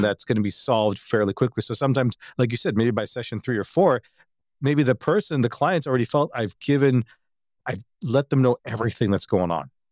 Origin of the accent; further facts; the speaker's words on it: Toronto, Ontario, Canada; I'm from Toronto